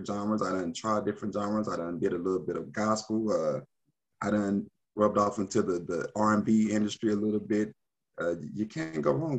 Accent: Oklahoma City, Oklahoma, United States; I was born and raised in Oklahoma City

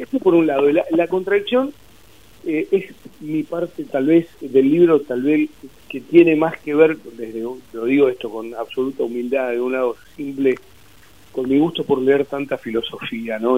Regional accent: Mar del Plata, Buenos Aires Province, Argentina; moved away; me crié en Mar del Plata, después, bueno, cuando se rompió la familia sentí como una especie de, de, destierro cuando me fui a Buenos Aires a vivir.

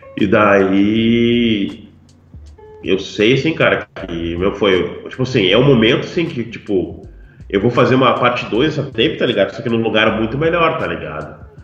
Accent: Porto Alegre, Rio Grande do Sul, Brazil; moved away as an adult; now in Pelotas, Brazil; Daí eu saí de Porto Alegre e vim morar em Pelotas pra estudar

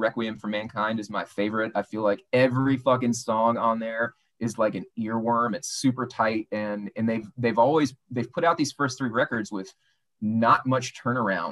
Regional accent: United States; we are Americans. We're Americans

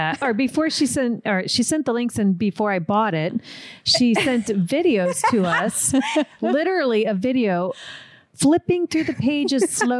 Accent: Florida, United States; now in Los Angeles, United States; I grew up in Florida and we didn't have mountains or anything there.

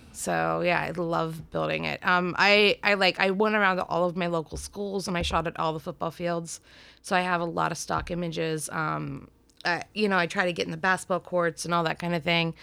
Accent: Warren, Ohio, United States; I'm from Warren, Ohio, which is a really tiny little town outside of the easiest way to say it is Cleveland

